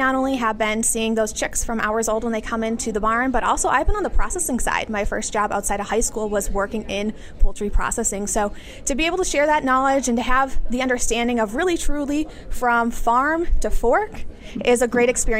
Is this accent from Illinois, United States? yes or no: no; Fountain City, Wisconsin, United States; So I am from the beautiful bluffs of Fountain City, Wisconsin. We got some really great rolling hills over there, as well as my family's dairy and poultry farm. We are 62 cows strong on our farm, where my dad and brother both farm here still today.